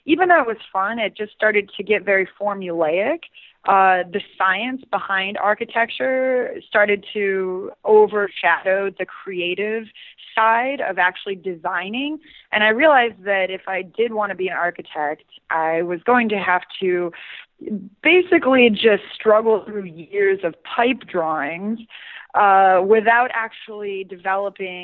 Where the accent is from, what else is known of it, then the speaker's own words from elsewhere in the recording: Southwest Florida, United States; now in New York, United States; originally I'm from Southwest Florida, which when I was growing up was pretty much populated with the retirees from Chicago and the Northeast